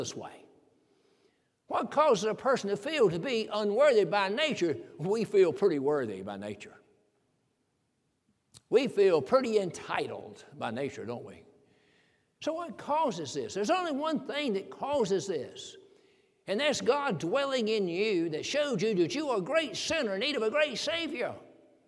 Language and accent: English; the South, United States; I'm from the South. I was raised in the country